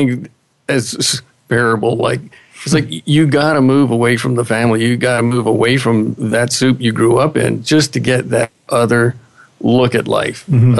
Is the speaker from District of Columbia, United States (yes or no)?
yes; Washington, District of Columbia, United States; moved away; also born or lived in Florida; when I grew up in the Washington, D.C. area and our family moved to Florida.